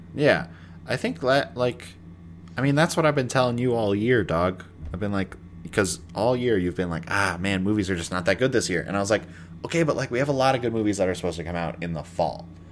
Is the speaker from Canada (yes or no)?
yes; Canada; I'm a Canadian